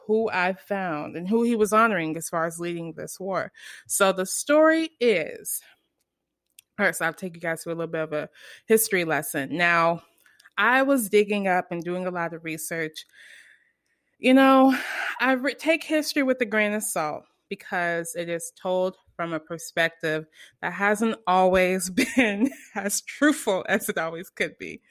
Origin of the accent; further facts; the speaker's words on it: United States; I'm American